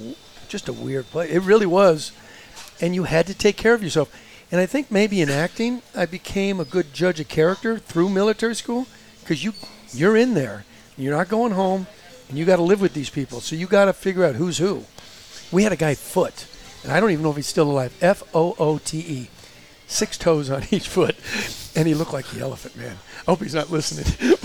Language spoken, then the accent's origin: English; Glendale, California, United States; We grew up in Glendale.